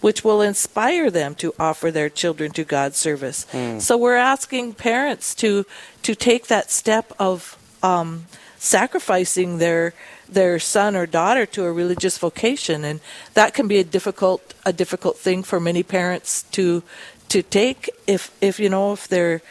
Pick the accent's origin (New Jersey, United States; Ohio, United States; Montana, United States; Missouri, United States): Montana, United States; moved away as an adult; now in Ipswich, United States; I was raised in Montana and lived here in Ipswich, South Dakota for the last 30 years with my husband.